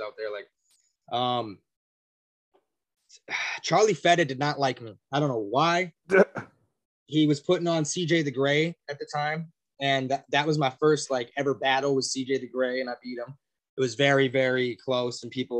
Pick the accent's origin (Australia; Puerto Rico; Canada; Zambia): Canada; Edmonton, Alberta; also born or lived in Winnipeg, Manitoba; I come from Edmonton, Alberta